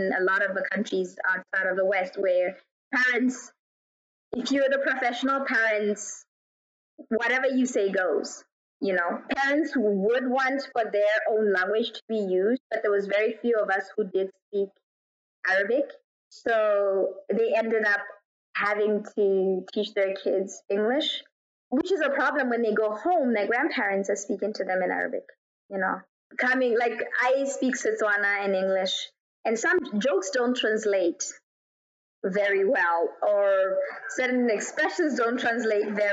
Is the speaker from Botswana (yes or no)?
yes; Botswana; moved away as an adult; also born or lived in United States / South Africa / Kuwait / Ireland; I was born in Botswana, raised in Botswana, and then at 18, I moved to the U.S.